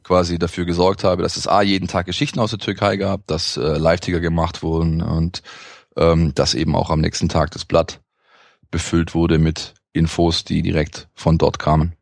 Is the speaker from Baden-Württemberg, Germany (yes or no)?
yes; Vaihingen an der Enz, Baden-Württemberg, Germany; also born or lived in Stuttgart; bin hier geboren, bin in der Stadt geboren im Osten. Ähm, bin dann äh, ein Großteil meiner Jugend und ja meines frühen Erwachsenen-Daseins äh, im Speckgürtel aufgewachsen, in Feigen an der Enz